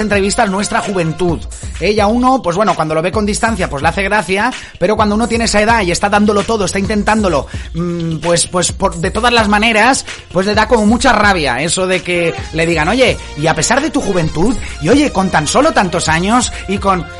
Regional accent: Denia, Valencian Community, Spain; saludos desde Denia. Pues hasta mi tierra

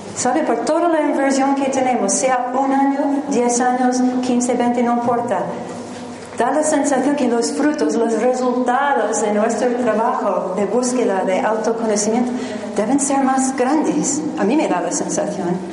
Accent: New Jersey, United States; Spanish is a second language; moved away as an adult; also born or lived in Manhattan, New York; originalmente soy americana de New Jersey

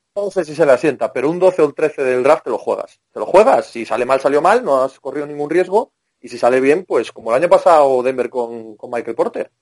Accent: Cangas, Spain; Cangas es la, mi pueblo, es la capital de la pólvora

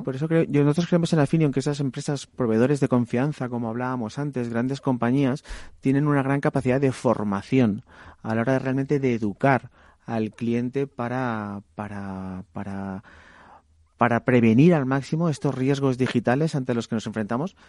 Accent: Valencia, Valencian Community, Spain; mi ciudad de Valencia

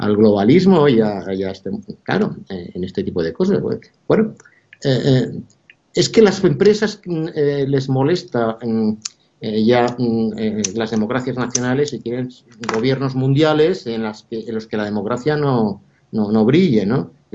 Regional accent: Spain; nuestra tradición democrática

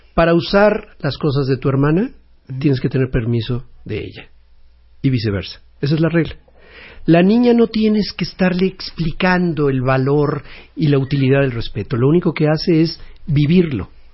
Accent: Mexico; como cultura mexicana de familia muégano, de la que estamos tan orgullosos

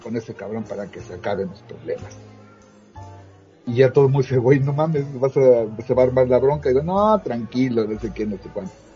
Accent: Mexico; en donde yo crecí, en Santiago Tuzla

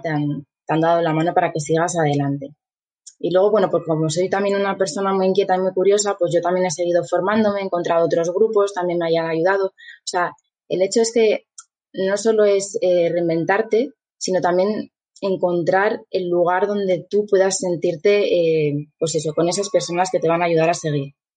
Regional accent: Asturias, Spain; also born or lived in Guadalajara, Mexico / New Zealand; yo estudié en la Escuela Técnica de aquí de Mieres, soy de Asturias

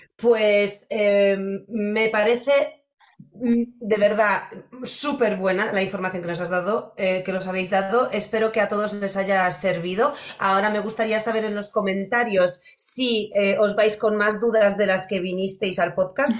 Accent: Poland; now in Spain; yo crecí en, bueno, yo soy polaca y, y de toda la vida. Y cuando yo era pequeña en Polonia, toda mi infancia hasta que vine a España

